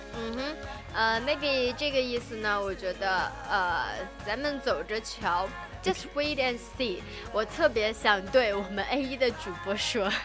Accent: China; 我们中国人

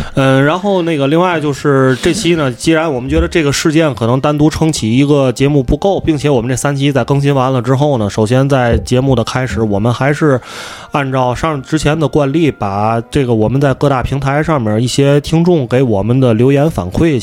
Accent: Tianjin, China; accent: Tianjin; 我们这个天津口音

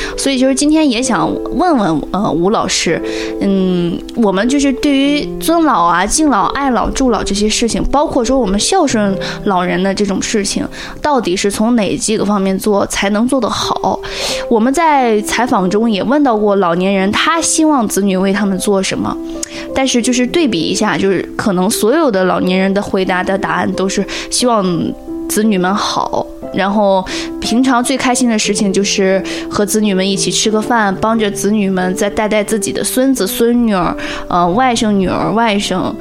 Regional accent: Jiaodong, Shandong, China; 我是胶东人

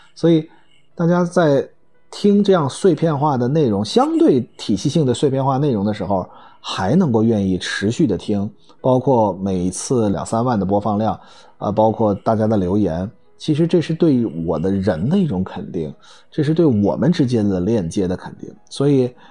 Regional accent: China; 我们中国人

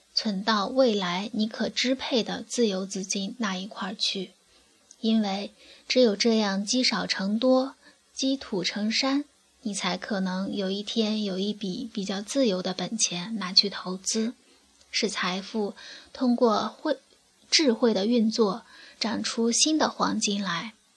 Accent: China; 作为大陆居民

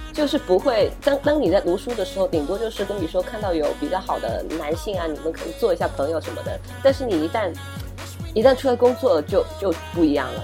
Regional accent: southern China, China; 我在帝都我没有亲戚，因为我们都是南方人

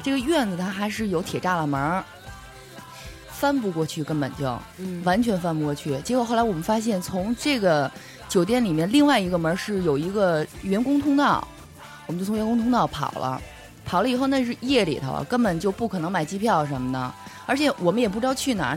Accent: Beijing, China; 我土生土长北京人

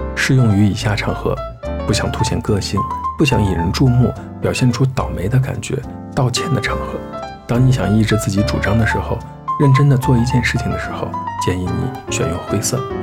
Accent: Xi'an, Shaanxi, China; 作为一名西安人

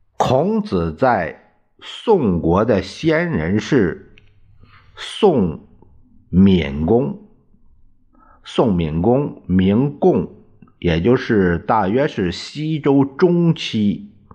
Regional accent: Puyang, Henan, China; 在我们老家这个濮阳

